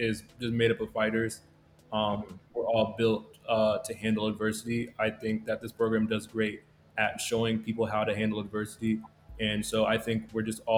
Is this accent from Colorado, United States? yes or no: no; San Diego, California, United States; moved away as an adult; I'm a grad student from San Diego, California